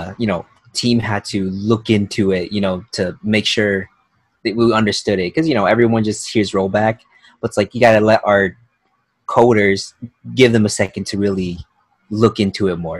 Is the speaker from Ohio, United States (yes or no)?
no; Colorado, United States; So this arcade that I grew up in Colorado